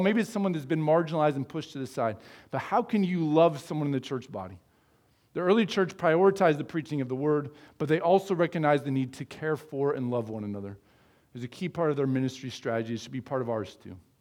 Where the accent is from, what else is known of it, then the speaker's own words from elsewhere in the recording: United States; I was born in the United States